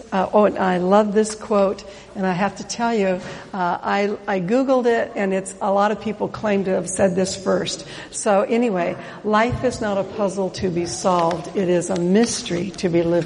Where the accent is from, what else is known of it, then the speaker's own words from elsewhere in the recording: Oregon, United States; I'm from Oregon